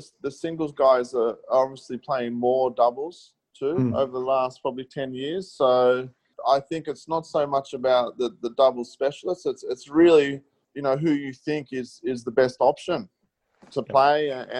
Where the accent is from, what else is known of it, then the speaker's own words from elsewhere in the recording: Melbourne, Victoria, Australia; I grew up in Melbourne and played a lot on early days on undercard.